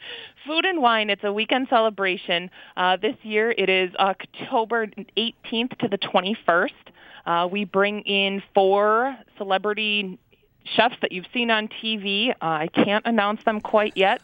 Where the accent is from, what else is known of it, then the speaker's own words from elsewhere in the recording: Wisconsin, United States; I'm born and raised in Wisconsin